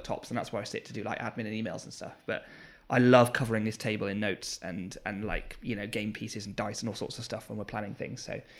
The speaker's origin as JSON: {"language": "English", "town": "Gloucester", "region": "South West England", "country": "United Kingdom", "said": "I'm from Gloucester and the stuff I make, or Cheltenham, and the stuff I make comes from here."}